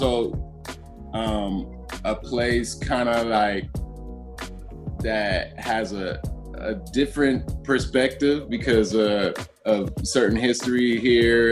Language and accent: English; Los Angeles, California, United States; I grew up in Koreatown